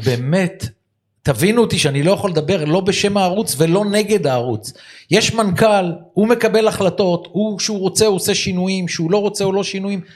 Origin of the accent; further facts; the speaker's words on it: Givatayim, Tel Aviv District, Israel; אנחנו גדלנו יחד בגבעתיים